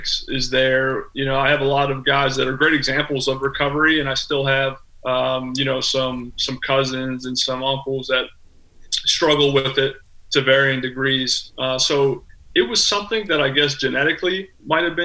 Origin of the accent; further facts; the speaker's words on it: Youngstown, Ohio, United States; moved away as an adult; now in Florida, United States; I'm from Youngstown, Ohio